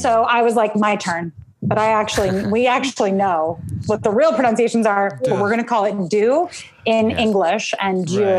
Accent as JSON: {"language": "English", "region": "Rhode Island and New Hampshire", "country": "United States", "tie": "born or raised there", "also_born_or_lived": "Colorado", "said": "And as a child, people couldn't even pronounce my name. Growing up in Rhode Island and New Hampshire"}